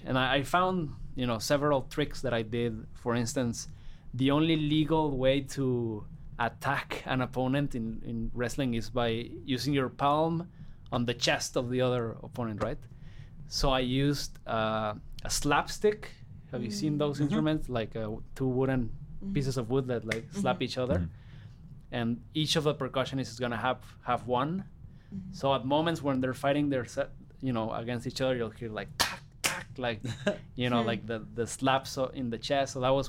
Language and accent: English; Guadalajara, Jalisco, Mexico; I'm from Guadalajara, Jalisco, Mexico.